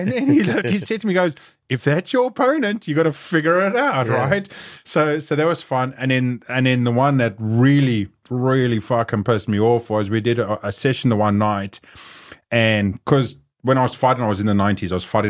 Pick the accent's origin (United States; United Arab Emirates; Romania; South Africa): South Africa; So growing up in South Africa, you know, having street fights there, doing everything else